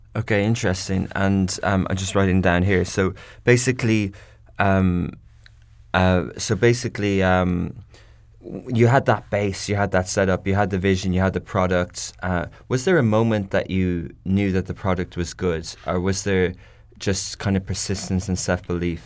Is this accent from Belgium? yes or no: no; Ireland; I come from Ireland